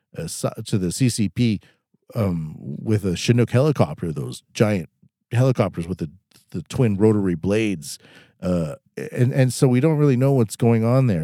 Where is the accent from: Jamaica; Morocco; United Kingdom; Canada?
Canada; moved away as an adult; now in Japan; I am a Canadian in Canada right now, but I live in Japan